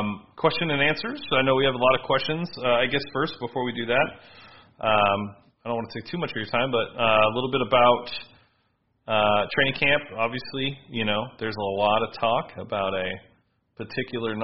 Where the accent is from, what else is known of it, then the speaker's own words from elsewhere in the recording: Southern California, United States; I grew up in Southern California.